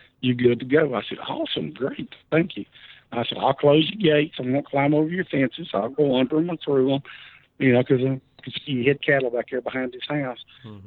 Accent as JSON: {"language": "English", "town": "Hattiesburg", "region": "Mississippi", "country": "United States", "tie": "born or raised there", "said": "I was born and raised in Hattiesburg, Mississippi"}